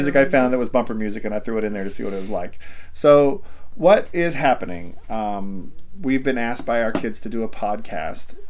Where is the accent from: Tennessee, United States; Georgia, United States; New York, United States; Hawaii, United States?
Georgia, United States; moved away as an adult; also born or lived in Iowa / Texas; I grew up in Georgia